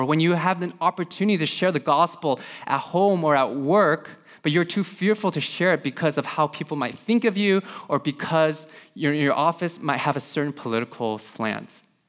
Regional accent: California, United States; just growing up in Silicon Valley, you know, just growing up in this environment.

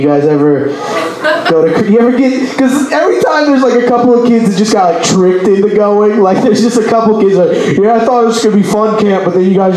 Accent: Texas, United States; I'm from Texas

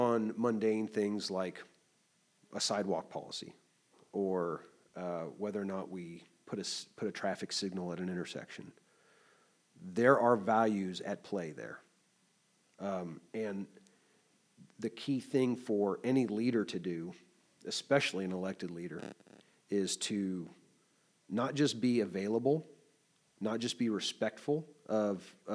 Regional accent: Kansas City, Kansas, United States; also born or lived in Alabama; now in Lawrence, United States; I born and raised in Kansas City, Kansas, Wyandotte County

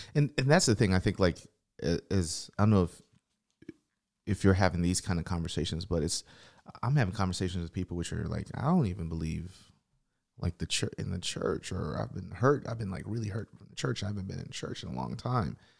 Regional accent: Tennessee, United States; I'm from Tennessee

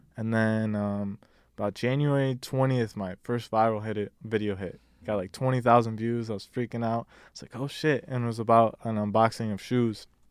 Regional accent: Detroit, Michigan, United States; now in Richmond, United States; I'm originally from Detroit, Michigan. I live in Virginia now, uh, Richmond

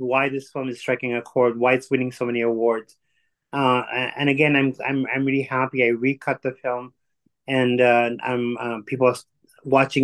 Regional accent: Tanzania; also born or lived in India; now in Canada; I'm actually born in Tanzania, in East Africa. My grandfather came from India

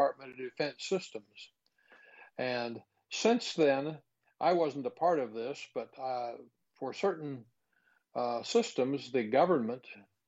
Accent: Huntersville, North Carolina, United States; it's my hometown, Huntersville

